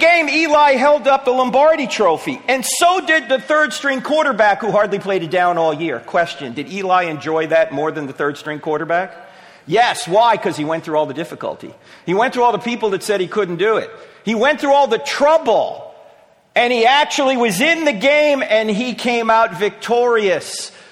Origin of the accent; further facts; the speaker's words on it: New Jersey, United States; moved away; I'm from New Jersey originally